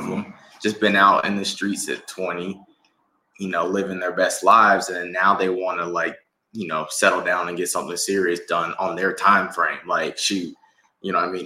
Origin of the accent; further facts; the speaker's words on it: Mississippi, United States; now in Atlanta, United States; we're from Mississippi.